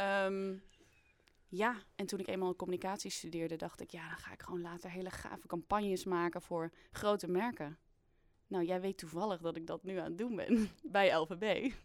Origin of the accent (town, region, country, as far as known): Twente, Overijssel, Netherlands